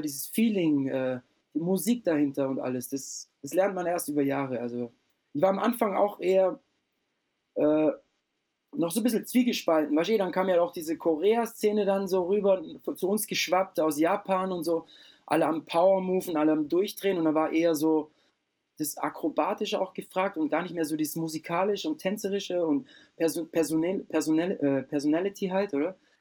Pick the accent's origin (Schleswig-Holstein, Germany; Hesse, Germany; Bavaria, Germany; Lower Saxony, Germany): Bavaria, Germany; Lindau; also born or lived in Austria; bei uns unten am Bodensee gab es einen fetten Club